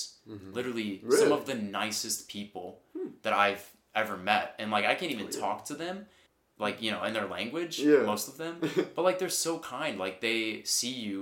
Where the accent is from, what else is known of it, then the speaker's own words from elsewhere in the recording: United States; I'm from America